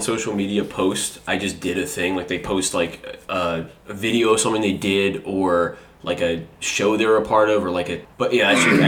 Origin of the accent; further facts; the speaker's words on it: Los Angeles, California, United States; also born or lived in Sherman Oaks, California; I grew up adjacent to that in L.A. proper, a place called Palms near Hamilton High School